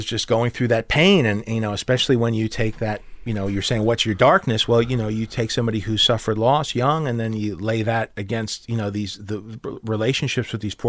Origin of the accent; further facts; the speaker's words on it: New York, United States; being a New Yorker, was always, right. I was always attracted to neighborhoods, sure.